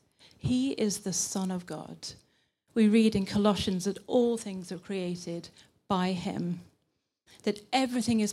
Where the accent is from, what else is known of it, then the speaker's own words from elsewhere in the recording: England, United Kingdom; accent: British English; moved away as an adult; now in Linköping, Sweden; I'm from England, but I've been here nearly 10 years.